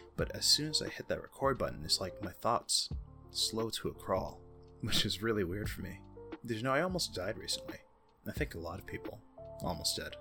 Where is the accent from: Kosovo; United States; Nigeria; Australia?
United States; I'm American